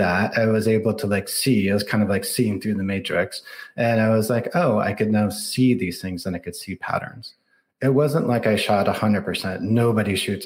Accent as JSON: {"language": "English", "area": "outside of Detroit", "region": "Michigan", "country": "United States", "tie": "born or raised there", "moved": "as an adult", "lives_now": "Silicon Valley, United States", "said": "I grew up outside of Detroit."}